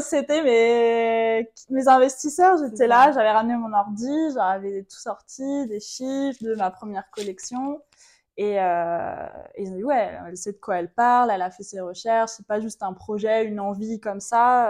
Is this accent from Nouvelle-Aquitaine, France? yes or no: no; Vendée, Pays de la Loire, France; moved away as an adult; now in Martinique; j'ai grandi en Vendée, donc rien à voir, beaucoup moins exotique, jusqu'à mes 18 ans avec ma famille